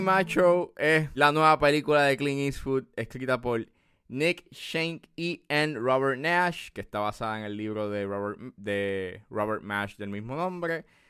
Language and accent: Spanish; Puerto Rico